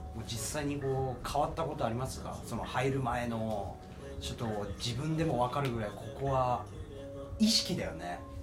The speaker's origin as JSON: {"language": "Japanese", "region": "Kagoshima", "country": "Japan", "tie": "born or raised there", "moved": "yes", "lives_now": "Tokyo, Japan", "said": "僕鹿児島出身なんですよ。で、東京来た時"}